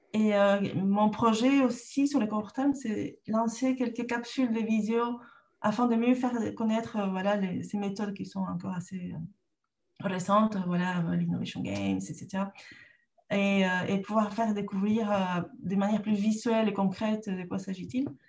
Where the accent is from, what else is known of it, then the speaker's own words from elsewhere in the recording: Lima, Peru; French is a second language; moved away as an adult; also born or lived in Canada; now in France; je, suis née au Pérou, j'ai grandi là-bas